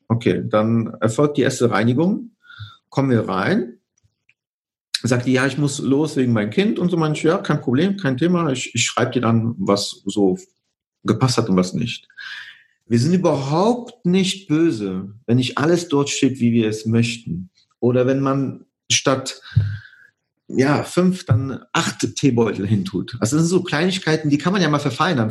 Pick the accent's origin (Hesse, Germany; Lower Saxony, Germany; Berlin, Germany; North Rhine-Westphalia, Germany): North Rhine-Westphalia, Germany; Cologne region; also born or lived in Poland; ich komme ursprünglich aus der Region Köln